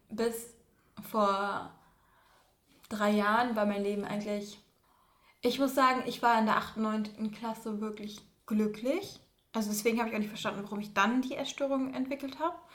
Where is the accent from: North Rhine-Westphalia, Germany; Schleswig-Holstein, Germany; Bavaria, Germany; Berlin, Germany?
Schleswig-Holstein, Germany; Schleswig-Holstein. Doch, Schleswig-Holstein.